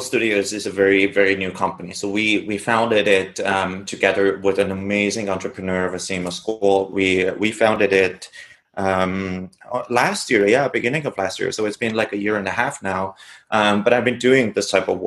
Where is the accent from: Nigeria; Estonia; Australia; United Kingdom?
Estonia; moved away as an adult; also born or lived in Tartu, Estonia; now in New York, United States; I was born in Estonia in a small village of maybe, I don't know, 150, 200 people